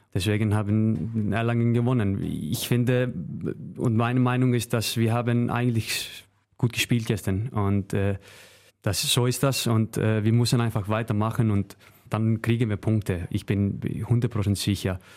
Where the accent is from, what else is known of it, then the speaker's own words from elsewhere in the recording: Northeastern Region, Iceland; German is a second language; moved away as an adult; now in Germany; zu meiner Heimat, äh, Nordisland